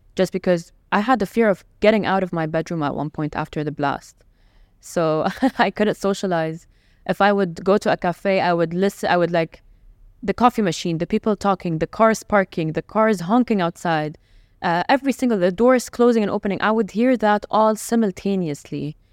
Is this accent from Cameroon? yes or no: no; Jeddah, Makkah Province, Saudi Arabia; also born or lived in Lebanon / Riyadh; now in Dubai, United Arab Emirates; my hometown. To back to Jeddah